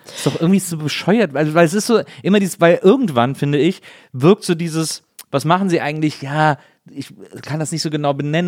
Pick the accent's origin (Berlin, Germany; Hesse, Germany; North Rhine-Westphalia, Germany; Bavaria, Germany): North Rhine-Westphalia, Germany; near Brühl; born or raised there